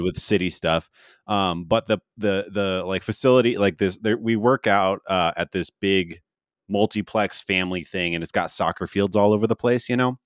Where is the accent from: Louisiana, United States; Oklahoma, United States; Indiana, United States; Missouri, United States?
Missouri, United States; St. Louis; now in Denver, United States; I grew up in Saint Louis